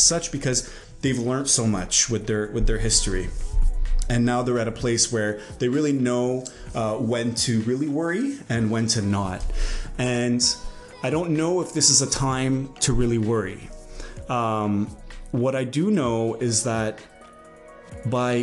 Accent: Canada; as a Canadian

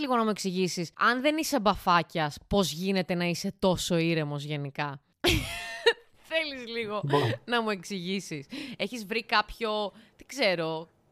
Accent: Larissa, Thessaly, Greece; εγώ είμαι Λαρισαία, γέννημα θρέμα

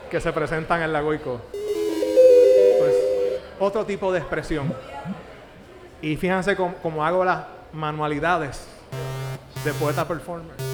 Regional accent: Puerto Rico; Soy de Río Piedra, no de Ponce

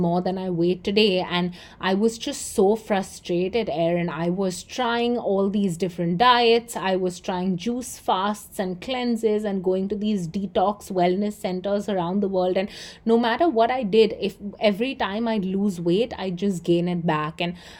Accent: Mumbai, Maharashtra, India; moved away as an adult; also born or lived in Chicago, United States; I'm from India. I live in Mumbai. I've been born and raised here, although I went to school at the University of Chicago and worked all over the world before I moved back.

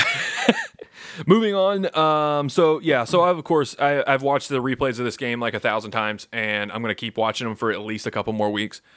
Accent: Baton Rouge, Louisiana, United States; now in Joliet area, Illinois, United States; I am from Baton Rouge, Louisiana

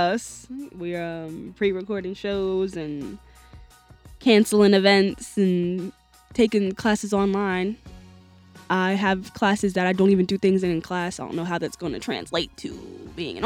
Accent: New Jersey, United States; I'm from South Jersey, and it's all the way in South. Like, I live about 15 minutes from Rowan University

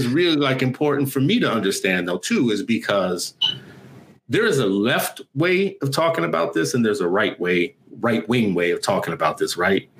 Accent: New Orleans, Louisiana, United States; also born or lived in Los Angeles; now in Minnesota, United States; growing up in New Orleans, I saw two tracks of schools

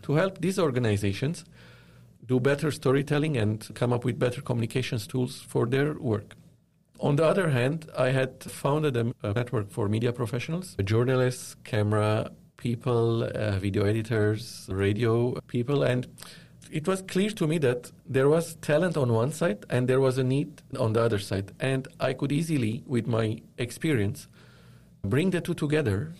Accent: Lebanon; moved away as an adult; also born or lived in Dubai, United Arab Emirates; now in Toronto, Canada; I was born and raised in Lebanon

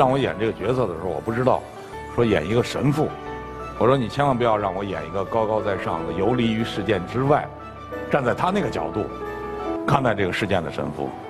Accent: China; 作为一个中国人，我必须有立场。

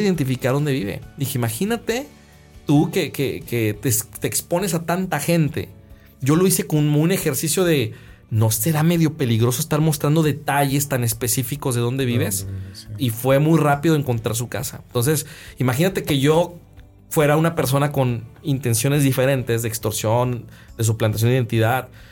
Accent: Guadalajara, Jalisco, Mexico; now in Monterrey, Mexico; yo soy de Guadalajara, Guadalajara es un valle

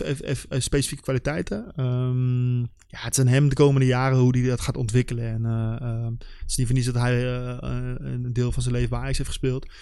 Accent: Nijmegen, Gelderland, Netherlands; voor ons als Nijmegenaar

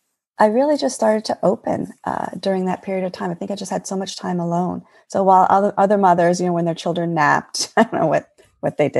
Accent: Eastern Long Island, New York, United States; moved away as an adult; now in New Jersey, United States; I grew up in New York, in the United States, in New York, on Eastern Long Island, in a beach town

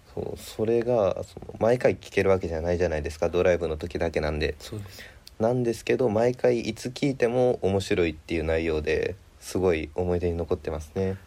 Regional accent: Hiroshima, Japan; 僕広島出身で

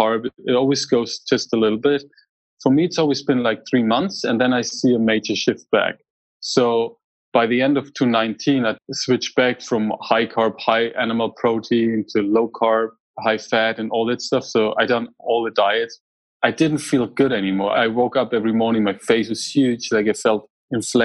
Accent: Germany; moved away as an adult; now in United States; I grew up in Germany

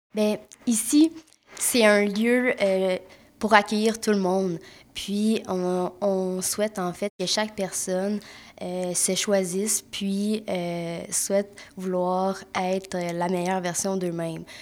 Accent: Mont-Tremblant, Quebec, Canada; je viens de Mont-Tremblant, puis je suis massothérapeute

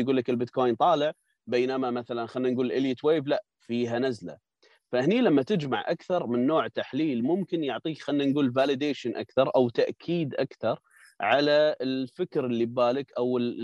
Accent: Kuwait; عندنا بالكويت

